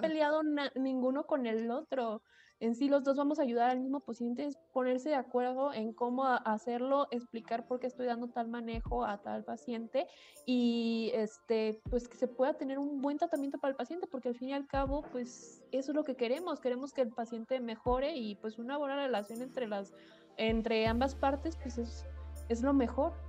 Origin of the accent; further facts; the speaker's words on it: Guadalajara, Jalisco, Mexico; Yo soy de Guadalajara